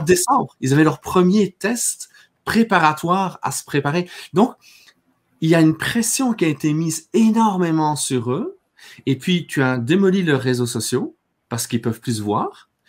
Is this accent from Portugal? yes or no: no; Belgium; moved away as an adult; also born or lived in Quebec; now in Canada; moi j'ai grandi en Belgique, hein. je suis arrivé ici quand euh, j'avais 24 euh, ans